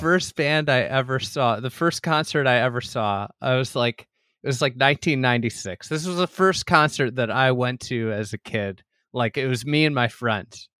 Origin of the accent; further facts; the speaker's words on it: Chicago, Illinois, United States; As a Chicagoan